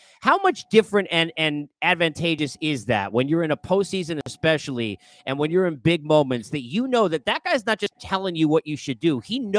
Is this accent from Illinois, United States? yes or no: no; New York, United States; You know I'm a New Yorker through and through, right?